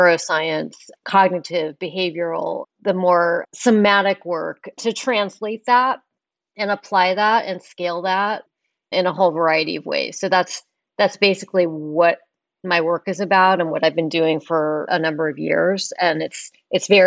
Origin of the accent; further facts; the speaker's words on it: Palo Alto, California, United States; I grew up actually in Palo Alto